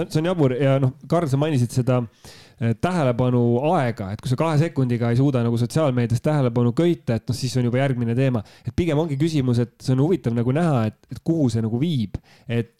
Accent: Tartu, Tartu County, Estonia; ühe Tartu poisi jaoks

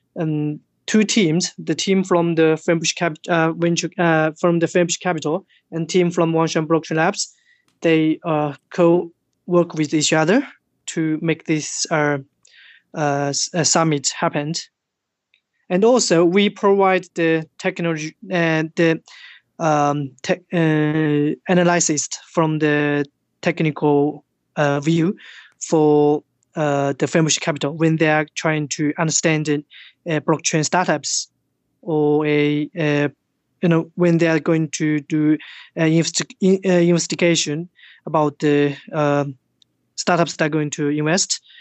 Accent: China; English is a second language; moved away as an adult; also born or lived in Tokyo, Japan; I was born in China

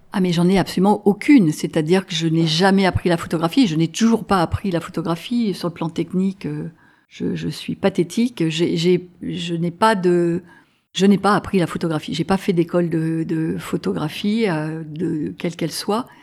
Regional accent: Grenoble, Auvergne-Rhône-Alpes, France; moved away as an adult; also born or lived in Paris, France / United States; Je suis de Grenoble

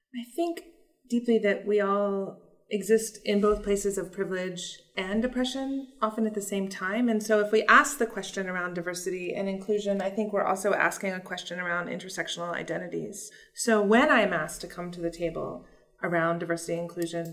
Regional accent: Virginia, United States; moved away; I was raised in Virginia

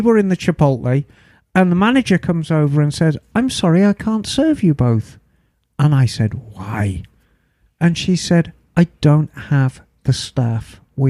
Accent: Flanders, Belgium; English is a second language; now in Czech Republic; But I'm a Flemish expat, so not sure how that accent will be handled.

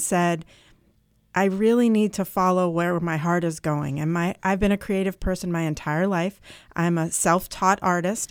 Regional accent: Vermont, United States; now in New Hampshire, United States; I grew up in Vermont

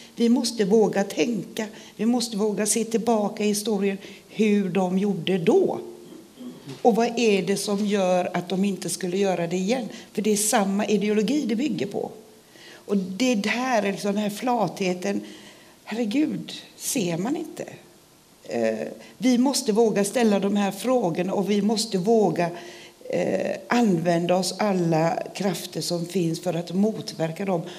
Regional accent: Sweden; Jag är svensk och jag är stolt svensk

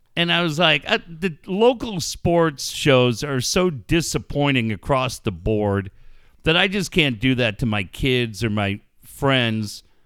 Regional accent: California, United States

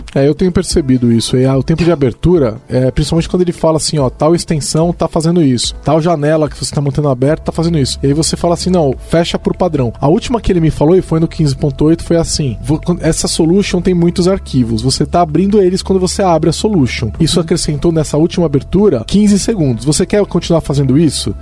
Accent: São Paulo, Brazil; Aqui a gente é de São Paulo, a gente fala é

